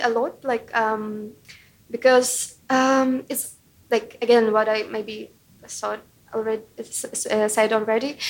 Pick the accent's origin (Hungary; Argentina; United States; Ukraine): Ukraine; moved away as an adult; now in United Kingdom; my hometown was bombed and like 11 people died, 30 people were injured, and it was literally like really close to my house where my parents lived